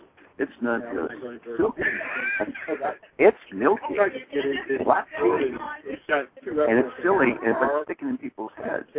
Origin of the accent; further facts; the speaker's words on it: Ireland; being an Irish guy, people will tell you, is I take a story, I take a kernel of something and then exaggerate it 10 times.